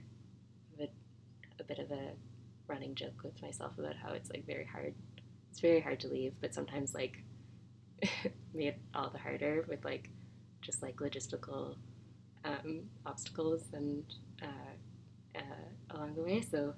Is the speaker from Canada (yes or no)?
yes; Halifax, Nova Scotia, Canada; moved away as an adult; I'm from Halifax and went to school there